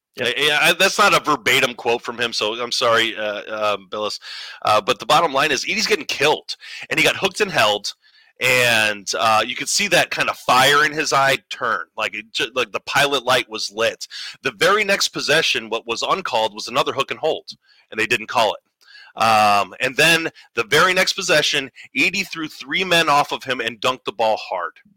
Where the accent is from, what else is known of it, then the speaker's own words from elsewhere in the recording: Northwest Indiana, United States; I I'm from Northwest Indiana. I live up here